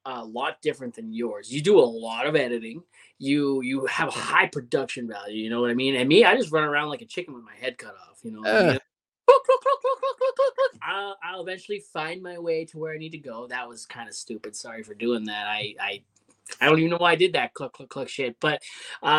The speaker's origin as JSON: {"language": "English", "town": "Hamilton", "region": "Ontario", "country": "Canada", "tie": "born or raised there", "said": "my hometown, Hamilton, which is only 40 minutes down the highway from Toronto"}